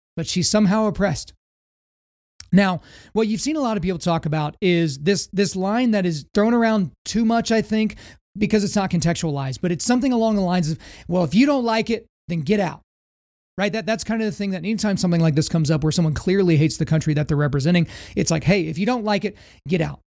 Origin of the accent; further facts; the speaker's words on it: United States; as an American